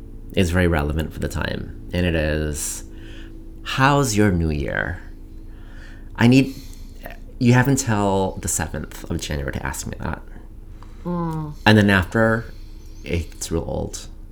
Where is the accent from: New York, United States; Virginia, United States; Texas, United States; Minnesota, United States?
Minnesota, United States; Coon Rapids; born or raised there